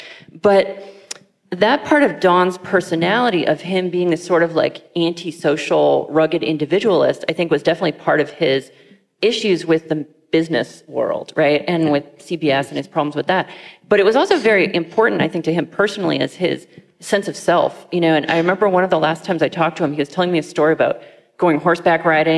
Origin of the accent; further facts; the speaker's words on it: East Coast, United States; now in Silicon Valley, United States; I'm from the East Coast, and I do live here now. I'm kind of stuck here in some senses due to getting married to someone from here.